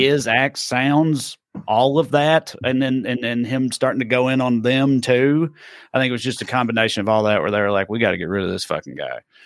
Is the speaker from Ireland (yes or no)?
no; Tennessee, United States; now in California, United States; especially in my accent, Uber drivers or whatever. Where you from? I say Tennessee